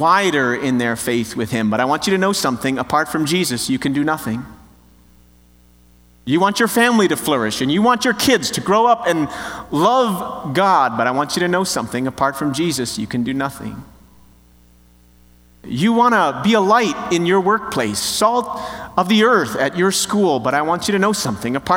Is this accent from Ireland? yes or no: no; New Jersey, United States; I'm from New Jersey, which means that I've got a little bit of an edge to me